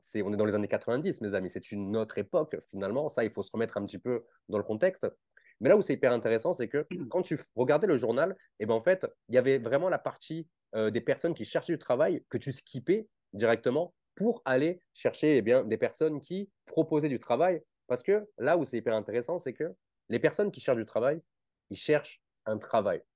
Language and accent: French; Nice, Provence-Alpes-Côte d'Azur, France; on vient de la même région, je viens de Nice aussi.